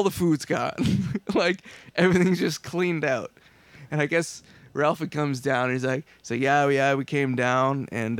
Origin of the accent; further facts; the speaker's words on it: Ayr, Ontario, Canada; my hometown, which would be Ayr, Ontario.